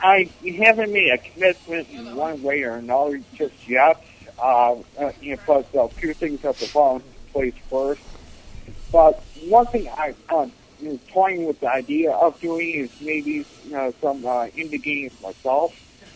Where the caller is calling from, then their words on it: Buffalo, New York, United States; Yeah, this is Spazinator from Buffalo, New York.